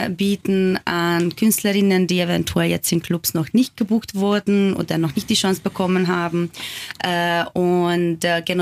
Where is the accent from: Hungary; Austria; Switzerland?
Hungary; born there; German is a second language; Aber ich bin halt auch gebürtige Ungarin. Äh, mit meinem eigenen Land gibt es auch einige Probleme.